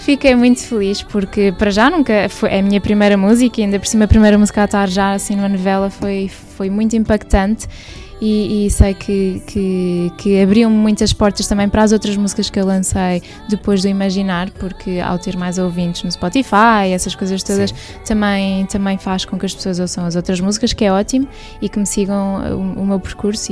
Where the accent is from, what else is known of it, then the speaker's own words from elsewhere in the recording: Portugal; also born or lived in United States; Nasci nos Estados Unidos, vim para Portugal com 7 anos